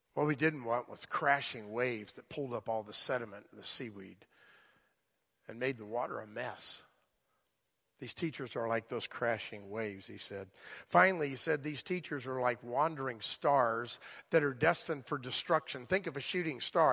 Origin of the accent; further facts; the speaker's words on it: South Florida, United States; moved away; I grew up there.